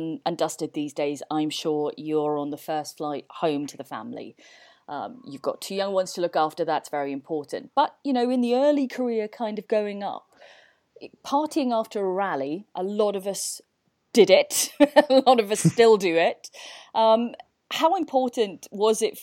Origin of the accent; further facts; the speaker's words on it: Welsh, Wales, United Kingdom; I can't speak Welsh, even though I am Welsh